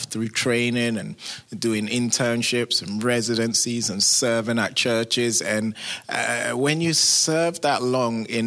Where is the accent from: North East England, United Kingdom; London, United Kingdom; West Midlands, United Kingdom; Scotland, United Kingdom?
London, United Kingdom; moved away as an adult; now in United States; you can tell I'm not from America, originally from England, London